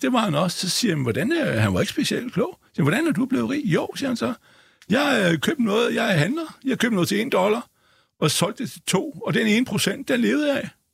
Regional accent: Denmark; jeg er jo dansker

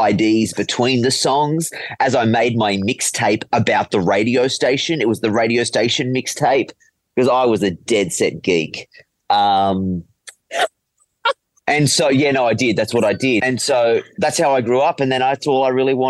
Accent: Penrith, New South Wales, Australia; Penrith. I grew up in Penrith

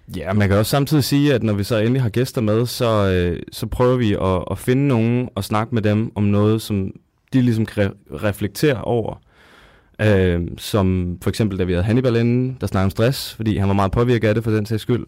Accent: Zealand, Denmark; now in Odense, Denmark; vi kommer begge to fra Sjælland af

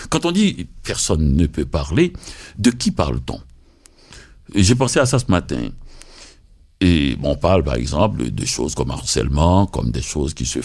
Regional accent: Haiti; moi, quand je venais d'Haïti.

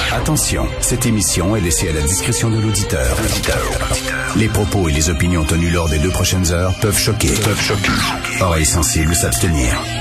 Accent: Montreal, Quebec, Canada; Je viens de Verdun. C'était quand même un milieu très rock'n'roll.

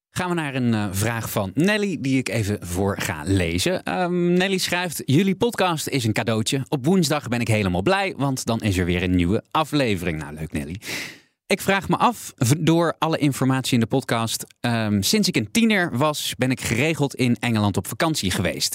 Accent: Limburg, Netherlands; mij als kleine jongen in Limburg

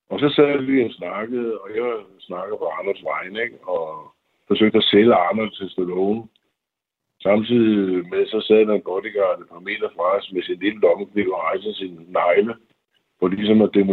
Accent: Denmark; moved away as an adult; also born or lived in Hollywood; som dansker

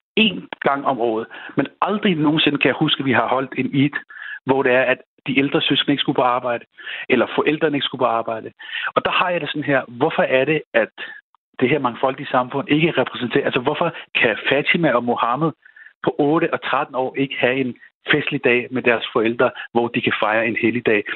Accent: Denmark; Jeg er født og opvokset i Danmark

